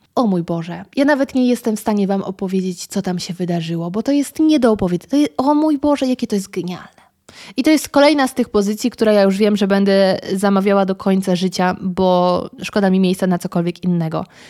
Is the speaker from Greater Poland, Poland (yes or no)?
no; Świeradów-Zdrój area, Lower Silesian Voivodeship, Poland; now in Warsaw, Poland; sama pochodzę z terenów zdrojowych, Świeradów Zdrój, Szklarska, Karpacz